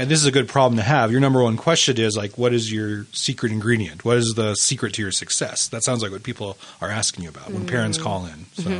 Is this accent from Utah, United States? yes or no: yes; Utah, United States; growing up in Utah